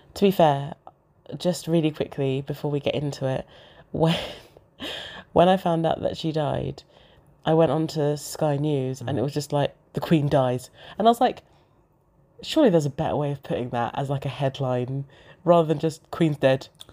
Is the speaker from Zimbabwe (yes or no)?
yes; Zimbabwe; now in United Kingdom; I'm from, I'm from Zimbabwe.